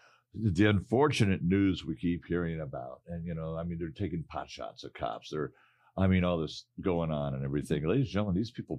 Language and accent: English; Detroit, Michigan, United States; now in Arizona, United States; my hometown of Detroit, Michigan